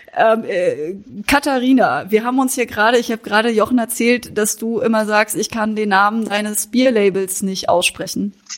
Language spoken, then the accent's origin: German; Baden-Württemberg, Germany; Ich komme aus Südbaden, da ist Frankreich näher als äh, der englische Sprachraum.